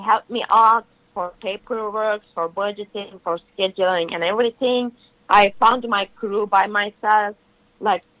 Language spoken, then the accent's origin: English; Turkey; English is a second language; moved away as an adult; now in Los Angeles, United States; I'm from Turkey